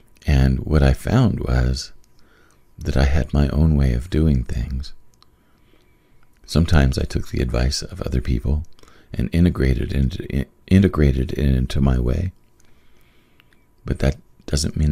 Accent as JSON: {"language": "English", "region": "Wyoming", "country": "United States", "tie": "born or raised there", "said": "I grew up in Wyoming."}